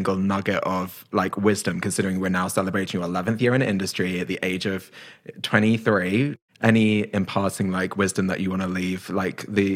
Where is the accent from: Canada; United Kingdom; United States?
United Kingdom; as a Brit